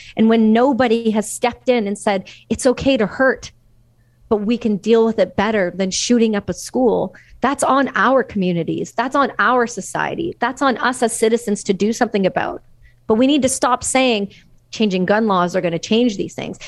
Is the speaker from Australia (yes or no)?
no; Canada; as a Canadian citizen